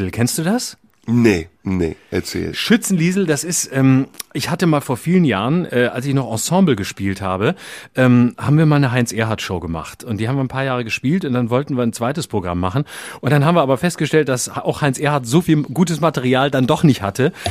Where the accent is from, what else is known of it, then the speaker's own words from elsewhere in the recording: Lörrach, Baden-Württemberg, Germany; Denn da, wo ich herkomme, aus Lörrach, da ist irgendwie ständig äh, Bums, Krach und schlechte Musik und Fassnacht und Gucke-Musik